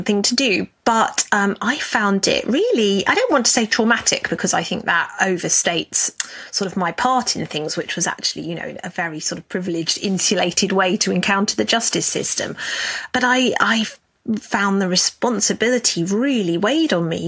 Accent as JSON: {"language": "English", "country": "United Kingdom", "said": "As I'm British"}